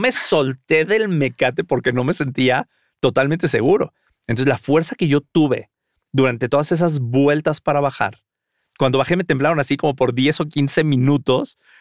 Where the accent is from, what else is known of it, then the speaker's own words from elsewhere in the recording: Mexico; siendo mexicano jamás haya visto a los voladores de Papantla en vivo